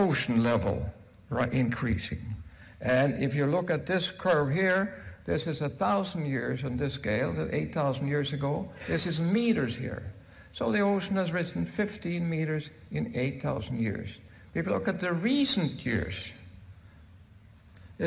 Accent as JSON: {"language": "English", "country": "Norway", "said": "I'm from Norway"}